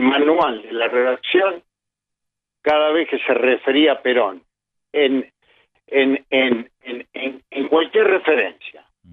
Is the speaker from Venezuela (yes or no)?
no; Buenos Aires, Argentina; born or raised there; also born or lived in Montevideo, Uruguay